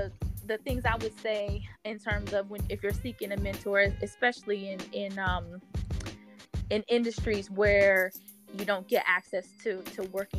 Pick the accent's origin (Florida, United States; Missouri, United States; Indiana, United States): Missouri, United States; St. Louis; And I'm from St. Louis.